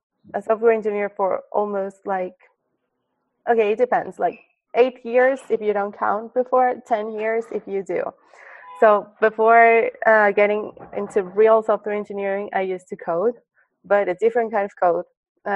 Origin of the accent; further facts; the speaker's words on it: Mexico City, Mexico; moved away as an adult; now in Silicon Valley, United States; I'm from Mexico City